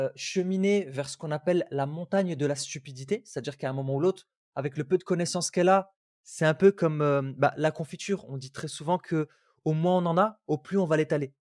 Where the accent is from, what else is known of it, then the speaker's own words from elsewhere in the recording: Algeria; Je viens mmh d'Algérie.